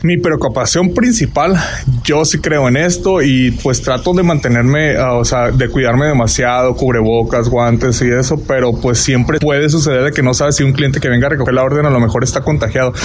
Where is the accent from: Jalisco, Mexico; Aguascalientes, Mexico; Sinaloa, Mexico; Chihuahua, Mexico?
Sinaloa, Mexico; Culiacán; moved away as an adult; now in Pomona, United States; Yo soy de Culiacán, nací en Culiacán